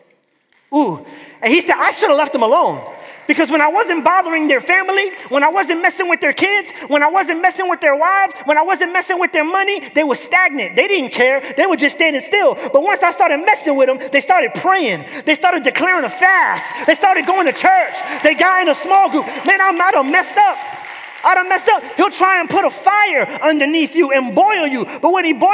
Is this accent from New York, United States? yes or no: yes; New York, United States; now in Florida, United States; But I grew up in New York